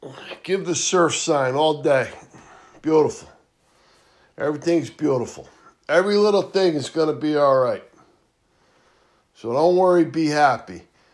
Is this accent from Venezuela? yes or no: no; United States